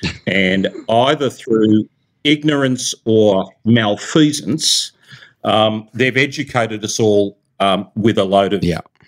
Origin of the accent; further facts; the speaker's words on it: California, United States; I'm from Silicon Valley, right? So you got to release the vaporware.